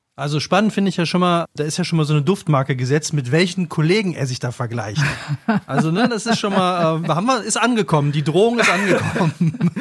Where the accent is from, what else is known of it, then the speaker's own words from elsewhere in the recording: Cologne, North Rhine-Westphalia, Germany; moved away; ich bin in Köln geboren, ich habe lange in Köln gelebt und ich kenne diese Stadt tatsächlich sehr, sehr, sehr gut